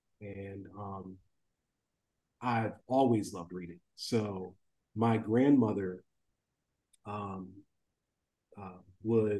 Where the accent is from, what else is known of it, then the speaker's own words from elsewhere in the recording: Ohio, United States; I'm from Ohio